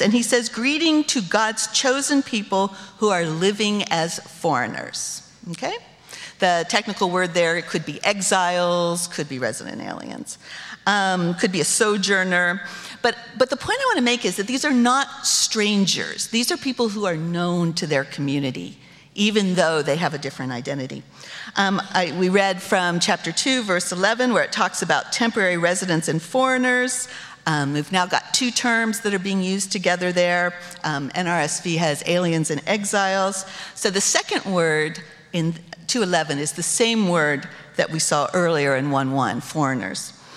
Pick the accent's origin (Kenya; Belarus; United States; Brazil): United States; My identity as American citizen was secure